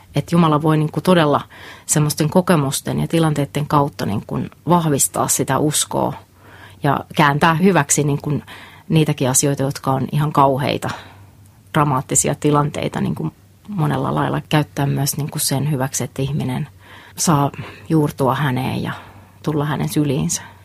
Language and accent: Finnish; Lapua, South Ostrobothnia, Finland; moved away as an adult; Mä oon tuolta Etelä-Pohjanmaalta, Lapualta. Siellä kasvoin noin 19 ensimmäistä vuotta